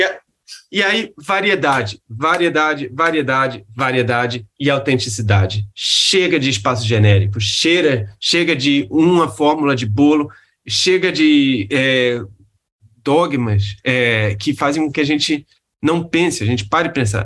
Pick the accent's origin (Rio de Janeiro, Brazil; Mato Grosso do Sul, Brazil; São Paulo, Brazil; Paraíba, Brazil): Rio de Janeiro, Brazil; eu sou do Rio